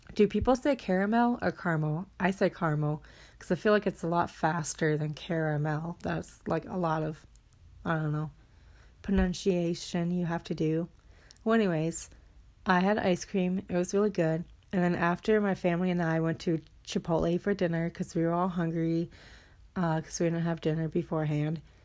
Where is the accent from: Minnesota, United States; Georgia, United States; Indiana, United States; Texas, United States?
Minnesota, United States; moved away as an adult; I'm at my hometown right now. So, just chilling. I'm at my house that I grew up